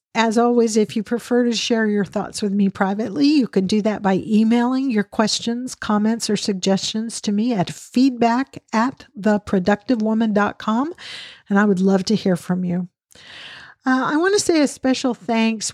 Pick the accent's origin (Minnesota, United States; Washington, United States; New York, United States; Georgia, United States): Washington, United States; Western Washington State, United States; also born or lived in Texas; now in Dallas area, Texas, United States; I grew up in Western Washington State where the ocean was, you know, not far away at all